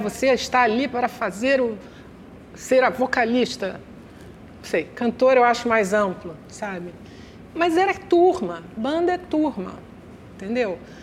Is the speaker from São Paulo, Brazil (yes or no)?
no; Rio de Janeiro, Brazil; eu sou meio Copacabana, meio Tijuca. Porque eu, eu nasci em Copacabana e até os oito anos eu morava em Copacabana